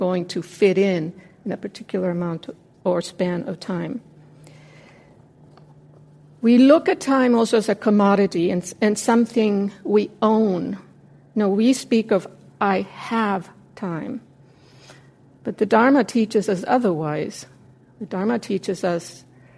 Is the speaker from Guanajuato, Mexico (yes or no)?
no; Mexico City, Mexico; moved away; When I was a kid growing up in Mexico City